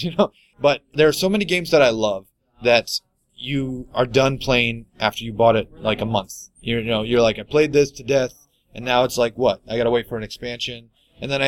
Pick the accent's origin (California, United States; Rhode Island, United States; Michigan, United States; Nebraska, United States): Michigan, United States; Lapeer; We're from Michigan. We're in the Lapeer area, actually